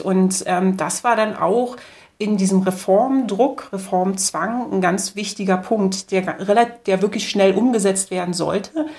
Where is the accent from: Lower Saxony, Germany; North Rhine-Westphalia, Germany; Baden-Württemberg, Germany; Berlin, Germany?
Berlin, Germany; ich komme aus dem Osten und spezifisch aus Ostberlin. Das heißt, ähm, wir haben direkt neben der Berliner Mauer gewohnt